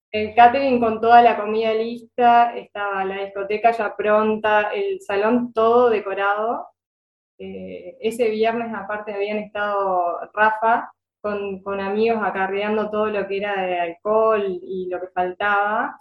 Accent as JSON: {"language": "Spanish", "region": "Río Negro", "country": "Uruguay", "said": "yo soy de, de Río Negro"}